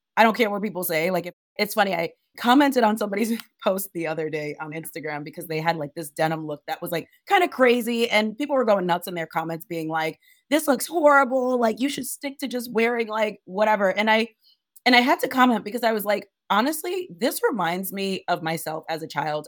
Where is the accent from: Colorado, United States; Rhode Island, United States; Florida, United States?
Rhode Island, United States; Providence; also born or lived in Monrovia, Liberia; I grew up in Providence, Rhode Island